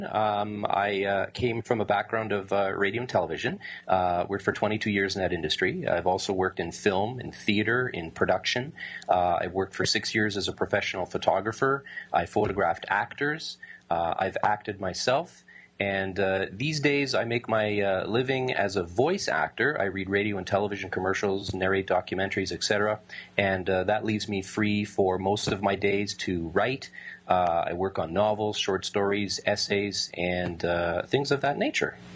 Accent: Winnipeg, Manitoba, Canada; I'm in Winnipeg, Canada.

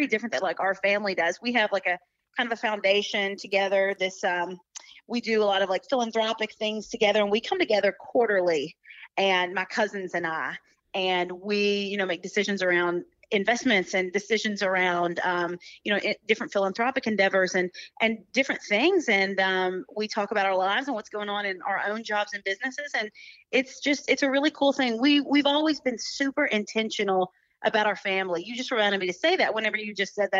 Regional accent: Union County, Western Kentucky, United States; I grew up in Western Kentucky. It was literally in the middle of nowhere. It's called Union County

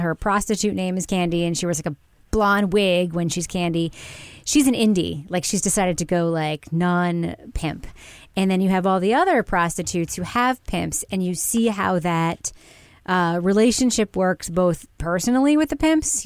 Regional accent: New York, United States; I grew up in New York

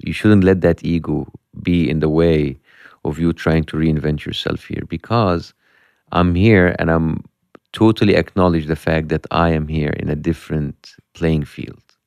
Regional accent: Egypt; English is a second language; moved away as an adult; from Egypt

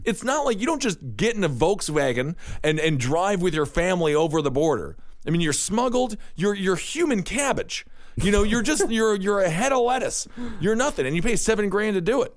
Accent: Wisconsin, United States; now in New York City, United States; I'm from Wisconsin. We both live in New York City. But at the end of the day, uh, we still have those old small town morals.

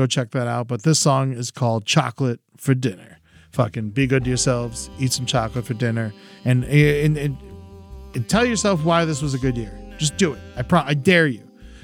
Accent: Boca Raton, Florida, United States; also born or lived in Orlando; I was born in Orlando, but I went to high school and middle school there. So I feel like I treat Boca as where I'm actually from.

